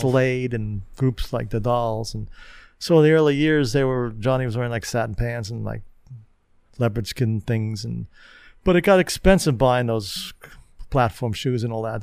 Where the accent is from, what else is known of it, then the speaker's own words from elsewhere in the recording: New York City, New York, United States; I grew up in Queens, and I, my home base was in Queens